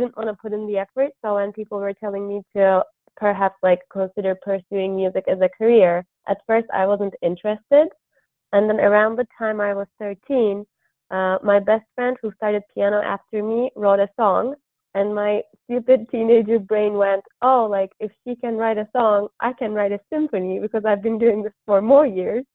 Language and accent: English; Istanbul, Turkey; moved away as an adult; So I'm originally from Istanbul, Turkey, and I lived there until I went to college